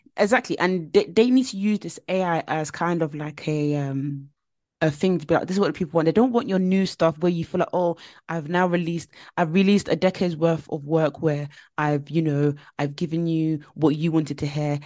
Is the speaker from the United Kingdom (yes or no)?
no; Nigeria; I'm Nigerian